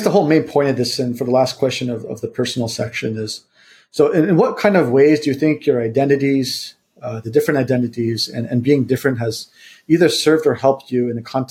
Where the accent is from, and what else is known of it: United States; born or raised there; first language Vietnamese; moved away as an adult; also born or lived in Southeast Asia